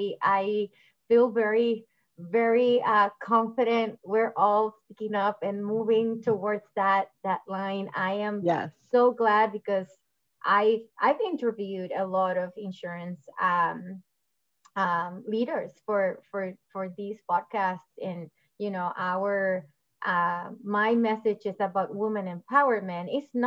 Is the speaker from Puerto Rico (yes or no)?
yes; Puerto Rico; moved away; And when I came from Puerto Rico, that was a big impact for me too. Like, it was a huge cultural impact.